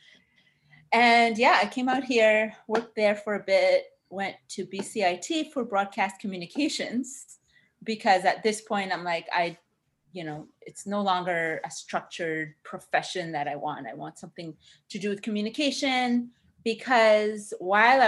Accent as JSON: {"language": "English", "town": "Ottawa", "region": "Ontario", "country": "Canada", "tie": "born or raised there", "also_born_or_lived": "Cairo, Egypt", "moved": "yes", "lives_now": "Vancouver, Canada", "said": "I grew up in Ottawa. We moved to Ottawa from Cairo, so desert to the Arctic. That was fun when I was very young."}